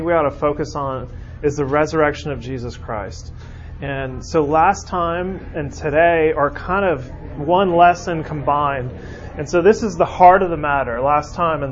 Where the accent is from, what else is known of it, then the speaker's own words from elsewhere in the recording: California, United States; now in Birmingham, United States; growing up in California